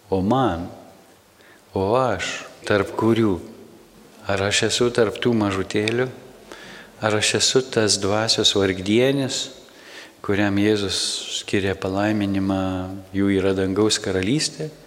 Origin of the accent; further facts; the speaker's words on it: Samogitia, Lithuania; Mes iš Žemaitijos nuvažiavę į Vilnių